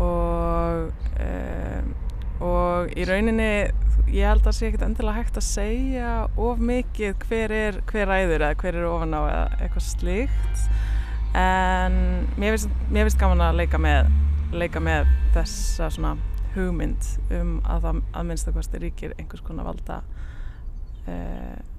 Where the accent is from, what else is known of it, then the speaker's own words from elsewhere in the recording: Akureyri, Northeastern Region, Iceland; moved away as an adult; now in Reykjavík, Iceland; ég er að Norðan, fættist á Akureyri og ég er dóttir myndlistamanna